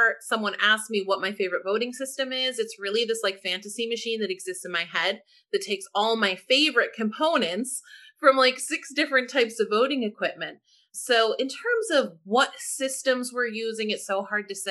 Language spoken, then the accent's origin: English; St. Louis, Missouri, United States; moved away as an adult; now in Washington, DC, United States; I'm actually from St. Louis, city, not county